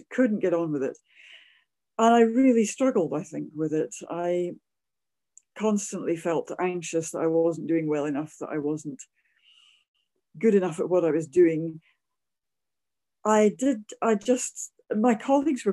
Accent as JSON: {"language": "English", "area": "near Edinburgh", "region": "Scotland", "country": "United Kingdom", "tie": "born or raised there", "said": "I am obviously a Scot, so I grew up near Edinburgh."}